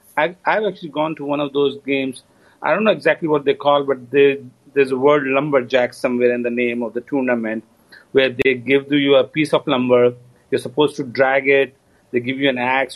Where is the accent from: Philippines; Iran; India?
India; now in United States; being Indian